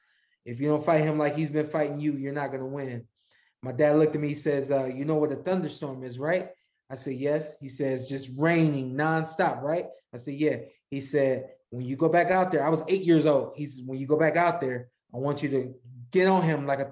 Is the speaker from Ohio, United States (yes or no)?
yes; Cleveland, Ohio, United States; also born or lived in Akron, Ohio; I spent a lot of my childhood in Northeast Ohio, in the suburbs of Cleveland, in the suburbs of Akron